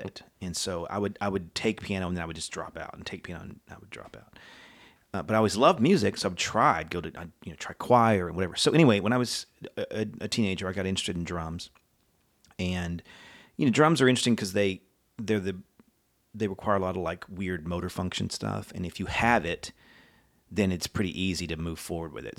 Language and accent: English; College Station, Texas, United States; moved away; lived in Texas for most of my life in College Station, Bryan area